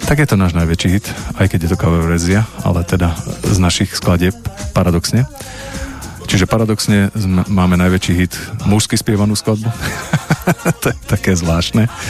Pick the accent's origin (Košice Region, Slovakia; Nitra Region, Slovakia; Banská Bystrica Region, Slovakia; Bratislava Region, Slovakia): Banská Bystrica Region, Slovakia; Rimavská Sobota; tam v, tej, v rámci tohto ja som bol doma v Rimavskej sobote a, a pozeral som Vivu